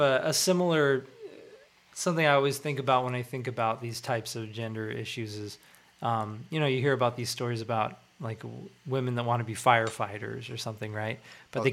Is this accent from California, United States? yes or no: yes; Irvine, California, United States; I grew up like in Irvine